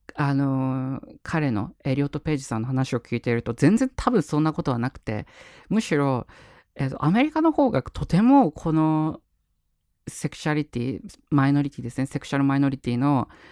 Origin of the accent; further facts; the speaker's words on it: Japan; 僕ら日本に生まれてよかったな